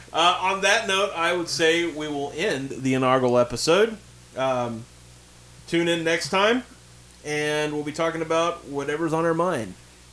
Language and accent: English; Amble, North East England, United Kingdom; Okay, well, I'm from Amble, so...